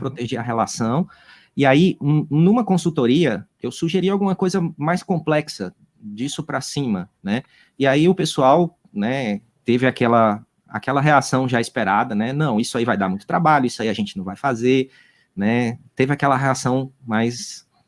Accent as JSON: {"language": "Portuguese", "town": "Juazeiro do Norte", "region": "Ceará", "country": "Brazil", "said": "eu sou aqui do interior do Juazeiro do Norte"}